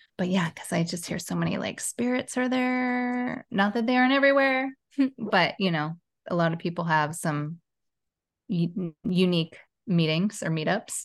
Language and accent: English; Portland, Oregon, United States; now in Los Angeles, United States; I'm from Portland, Oregon